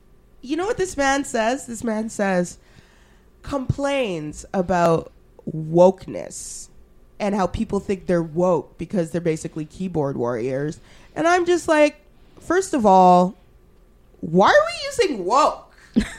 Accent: Alberta, Canada; I'm so glad I grew up in Alberta

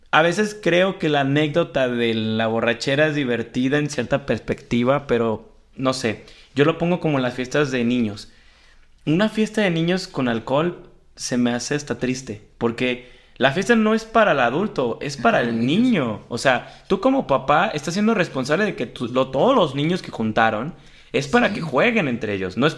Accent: Jalisco, Mexico

